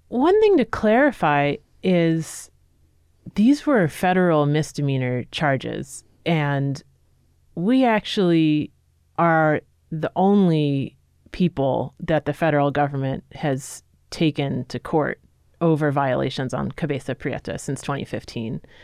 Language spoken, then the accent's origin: English; New York City, New York, United States; moved away; I'm originally a New Yorker, grew up, you know, knowing that I was in a city